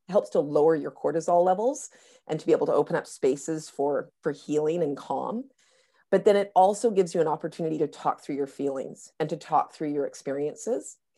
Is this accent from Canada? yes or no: yes; North Vancouver, British Columbia, Canada; in my hometown of, of North Vancouver right now